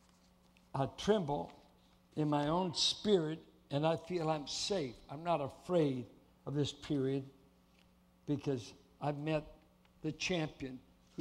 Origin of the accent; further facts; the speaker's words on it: Oakland, California, United States; moved away; my hometown's going up in smoke. Oakland